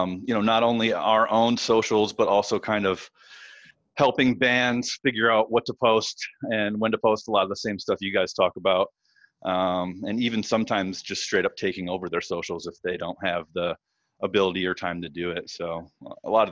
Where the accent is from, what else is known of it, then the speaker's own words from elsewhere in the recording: Northern Michigan, United States; moved away as an adult; also born or lived in Detroit, Michigan / Ypsilanti, Michigan; I'm from Northern Michigan. I started playing in local bands, as a teenager. I graduated high school in 1999 and immediately moved from the small town I was in Northern Michigan to Detroit